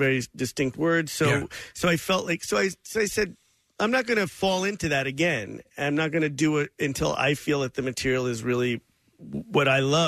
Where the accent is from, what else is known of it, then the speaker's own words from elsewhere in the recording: New York, United States; also born or lived in Hoboken / Fayetteville, Arkansas; I'm a New Yorker my whole entire life